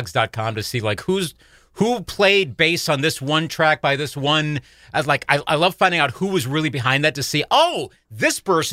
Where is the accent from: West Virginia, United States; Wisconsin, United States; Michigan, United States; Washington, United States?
Wisconsin, United States; Eau Claire; I'm from Wisconsin. Yep, this is my hometown here in Eau Claire.